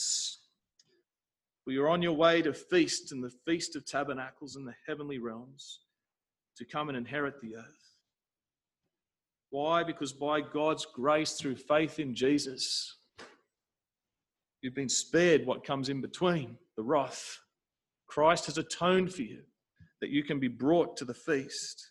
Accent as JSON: {"language": "English", "country": "South Africa", "tie": "born or raised there", "said": "when I was growing up in South Africa"}